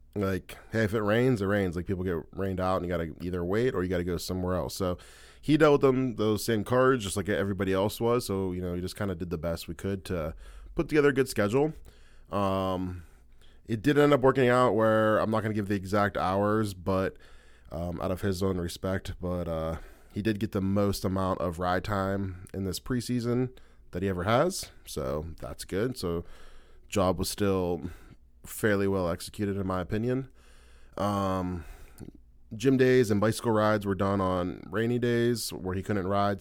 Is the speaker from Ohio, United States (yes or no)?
yes; Ohio, United States; we're both from Ohio